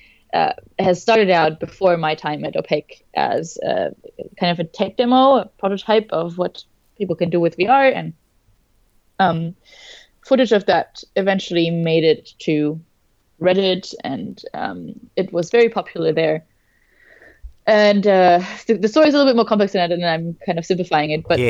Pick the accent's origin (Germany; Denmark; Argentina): Germany; now in Melbourne, Australia; I am originally from Germany, now living in Melbourne, Australia